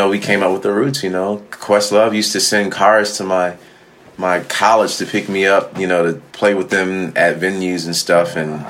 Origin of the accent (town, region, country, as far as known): Philadelphia, Pennsylvania, United States; born or raised there